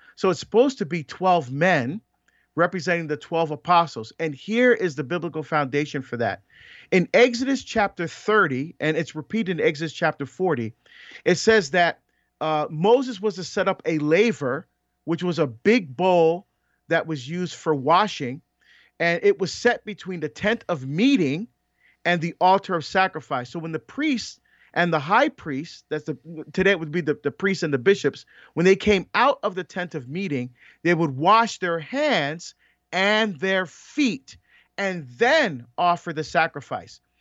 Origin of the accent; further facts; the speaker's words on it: Barbados; moved away; I was born in Barbados